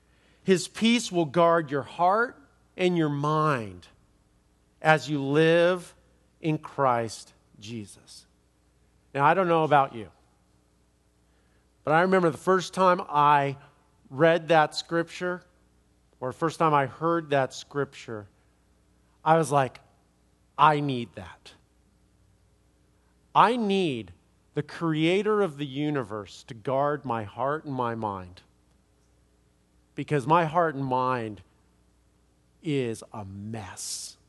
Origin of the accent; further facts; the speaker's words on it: Los Angeles, California, United States; I'm from Los Angeles, and I know that.